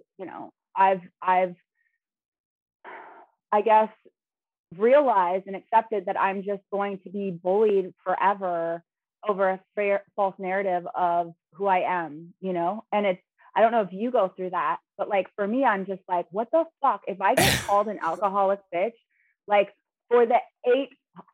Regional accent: Los Angeles, California, United States; I come from Los Angeles, Hollywood. I have been going to like 3-4 castings a day in the industry in Hollywood

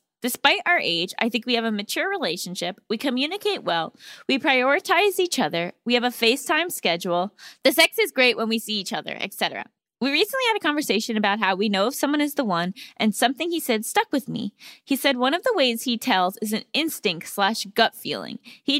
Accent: Seattle, Washington, United States; Hi, Allison and Gabby. I'm from Seattle and I'm a longtime listener.

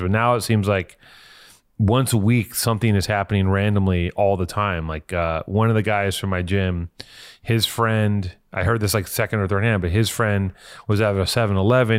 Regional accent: Los Angeles, California, United States; I'm from here.

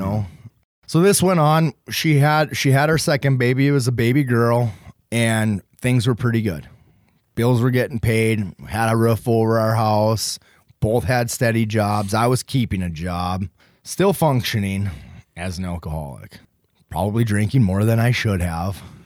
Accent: Beulah, North Dakota, United States; I'm from Beulah, North Dakota.

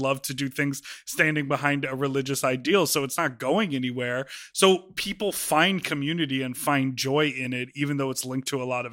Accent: Chicago, Illinois, United States; I'm from Chicago

